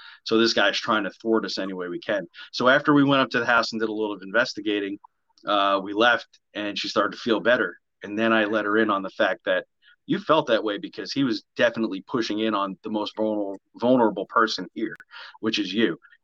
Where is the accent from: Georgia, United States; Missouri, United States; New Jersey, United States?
New Jersey, United States; I am from New Jersey